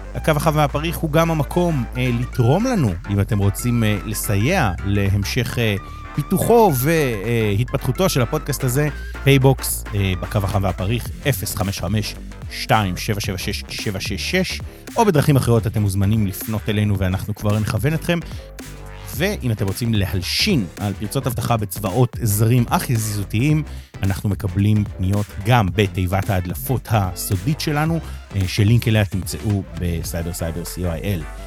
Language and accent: Hebrew; Rehovot, Central District, Israel; אני יליד רחובות